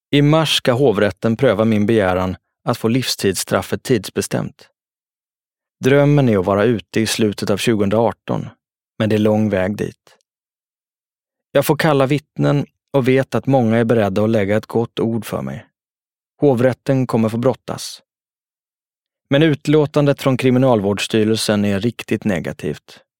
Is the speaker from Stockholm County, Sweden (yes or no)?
yes; Jordbro, Stockholm County, Sweden; Någonting sånt hade jag själv haft nytta av när jag växte upp i Jordbro.